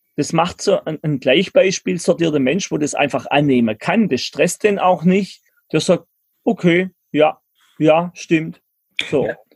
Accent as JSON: {"language": "German", "country": "Germany", "said": "ich bin ein Deutscher"}